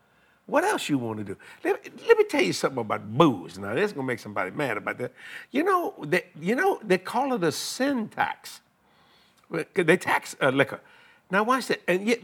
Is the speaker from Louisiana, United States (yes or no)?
yes; Louisiana, United States; Well, I'm a Cajun, you know.